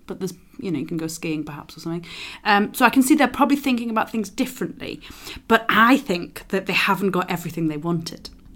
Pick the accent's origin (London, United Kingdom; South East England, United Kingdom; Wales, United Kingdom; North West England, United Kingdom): London, United Kingdom; As a Londoner